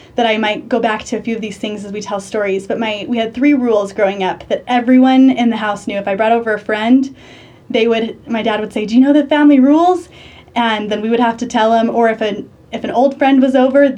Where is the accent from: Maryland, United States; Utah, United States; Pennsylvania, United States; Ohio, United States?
Utah, United States; Orem; now in Idaho, United States; I'm originally from Orem, Utah, born and raised, so right by Provo and BYU